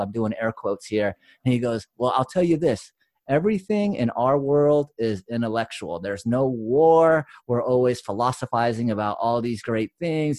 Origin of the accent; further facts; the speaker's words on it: United States; we grew up on the West and East Coast, like, we're in multicultural areas